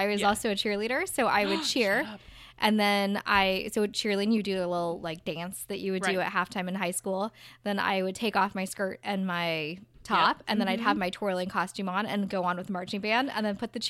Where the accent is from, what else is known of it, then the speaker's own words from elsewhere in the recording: Orange County, California, United States; I'm from Orange County.